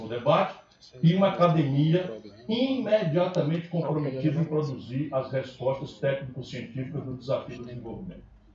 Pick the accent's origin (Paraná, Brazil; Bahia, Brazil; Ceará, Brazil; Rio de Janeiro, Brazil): Ceará, Brazil; Sobral; moved away; Meu vim de Sobral, sabe como é, né? Eu saí de Sobral, mas Sobral não saiu de mim.